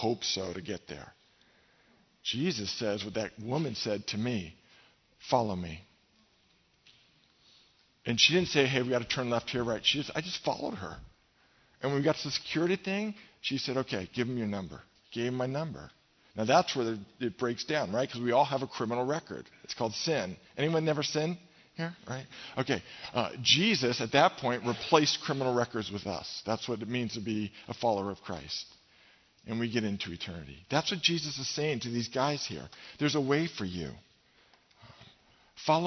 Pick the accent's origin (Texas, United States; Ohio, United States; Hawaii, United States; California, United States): California, United States; we're from California